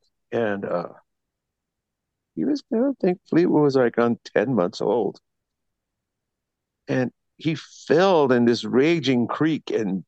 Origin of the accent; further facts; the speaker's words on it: Panama; born there; I was born in Panama to a military family.